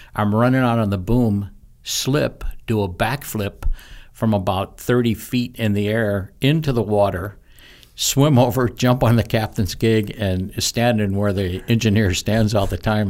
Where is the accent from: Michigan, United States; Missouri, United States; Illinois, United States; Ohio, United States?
Missouri, United States; moved away as an adult; also born or lived in St. Louis, Missouri / Imperial Beach, California; I grew up in Missouri, a farm boy. Uh, moved to the big city